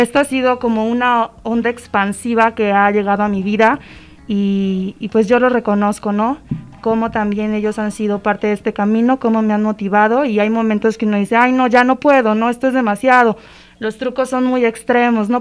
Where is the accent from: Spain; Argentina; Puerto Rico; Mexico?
Mexico; como mexicanos